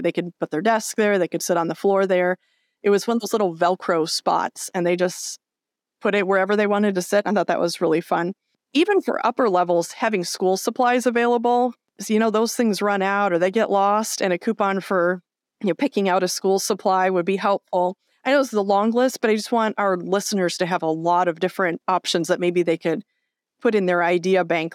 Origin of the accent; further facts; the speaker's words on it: near Chicago, Illinois, United States; we grew up near Chicago